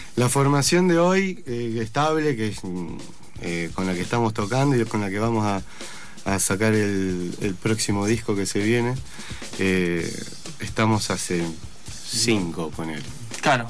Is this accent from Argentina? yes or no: yes; Bariloche, Río Negro, Argentina; yo soy de Bariloche